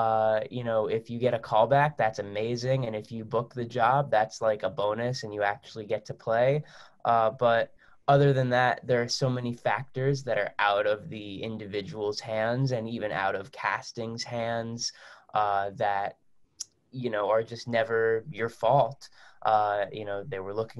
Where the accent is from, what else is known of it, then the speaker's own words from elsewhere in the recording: New Jersey, United States; I was born and raised in New Jersey